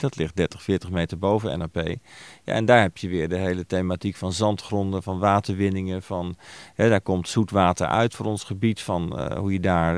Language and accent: Dutch; Netherlands